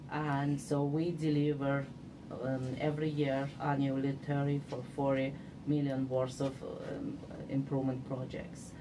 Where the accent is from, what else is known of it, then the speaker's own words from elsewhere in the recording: Samarkand, Samarqand Region, Uzbekistan; now in Regina, Canada; I was born in Samarkand city of the Uzbekistan